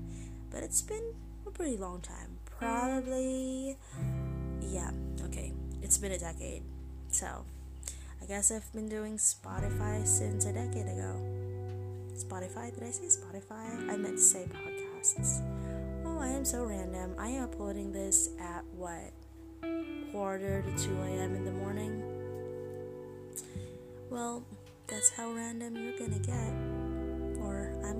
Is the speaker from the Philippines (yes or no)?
yes; Philippines; English is a second language; I'm Filipino